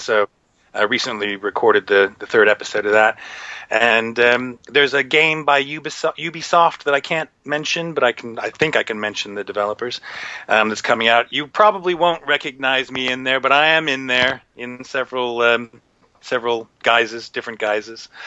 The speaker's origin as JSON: {"language": "English", "country": "United States", "moved": "yes", "said": "I'm American."}